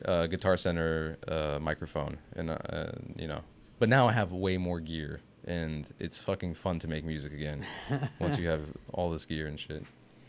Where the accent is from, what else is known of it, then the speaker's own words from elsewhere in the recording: Los Angeles, California, United States; also born or lived in Inglewood; I grew up in Mar Vista, which is like a neighborhood in West LA.